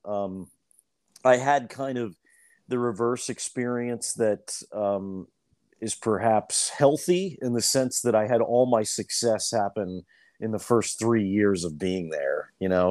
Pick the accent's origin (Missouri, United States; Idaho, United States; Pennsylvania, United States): Pennsylvania, United States; Lancaster; moved away as an adult; also born or lived in New York; I grew up in Lancaster. Um, I grew up in the, the city